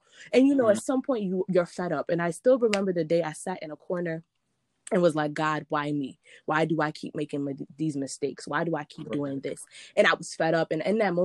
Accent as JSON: {"language": "English", "region": "New York", "country": "United States", "tie": "born or raised there", "also_born_or_lived": "Nigeria", "moved": "as an adult", "lives_now": "Baltimore, United States", "said": "I was born in Nigeria, raised in New York. Now I am based in the 410, Baltimore, Maryland"}